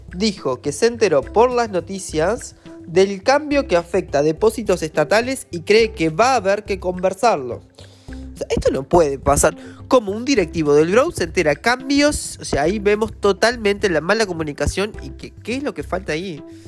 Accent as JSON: {"language": "Spanish", "country": "Uruguay"}